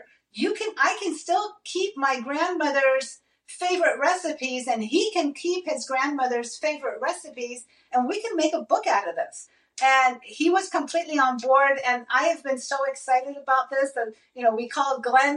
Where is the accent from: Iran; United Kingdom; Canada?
Iran; I am Middle Eastern. I'm from Iran and I love my Persian food